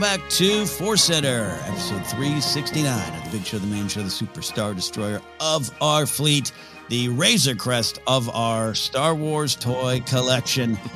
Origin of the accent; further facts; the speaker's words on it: near San Luis Obispo, California, United States; Cal Poly San Luis Obispo, which is a, the college, uh, nearby my hometown